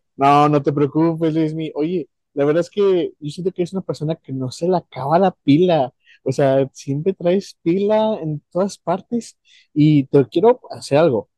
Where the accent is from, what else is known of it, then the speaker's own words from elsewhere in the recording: Mexico; yo que soy de México